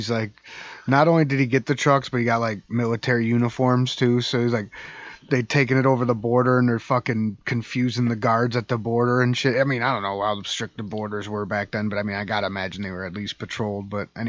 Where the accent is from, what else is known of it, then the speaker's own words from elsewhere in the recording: New Jersey, United States; accent: New Jersey; Sorry, that was my New Jersey accent. Sorry, Nana.